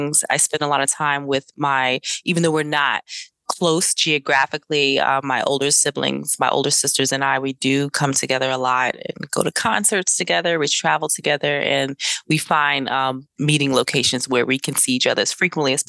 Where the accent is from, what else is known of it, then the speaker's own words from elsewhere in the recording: New Jersey, United States; also born or lived in Durham, North Carolina / Greenville, North Carolina / East Orange, New Jersey; born in Greenville, raised in Durham, North Carolina. And then I moved to New Jersey to live with my father around 9 or 10 years old